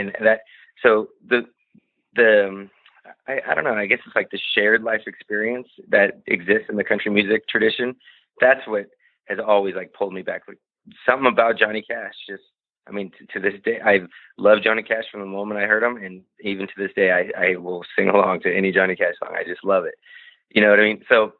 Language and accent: English; United States; I speak Spanish and I go to Norway, but at the core of it, I'm an American guy and I love it here.